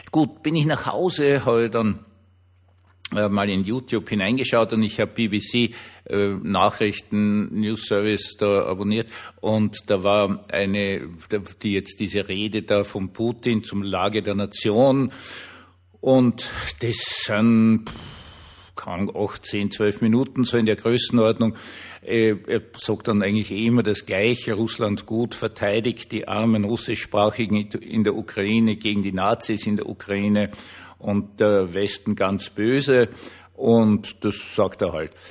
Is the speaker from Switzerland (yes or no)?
no; Austria; obwohl eh dann dazu geschrieben, ich bin Österreicher